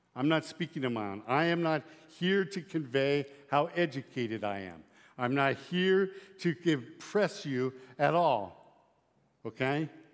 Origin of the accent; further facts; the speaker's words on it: Lyman, Nebraska, United States; I'm from Lyman, Nebraska.